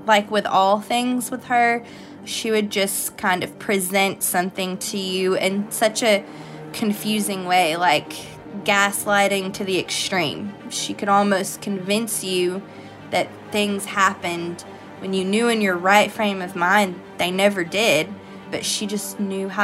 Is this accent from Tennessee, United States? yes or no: yes; Tennessee, United States; also born or lived in Illinois; I grew up in Tennessee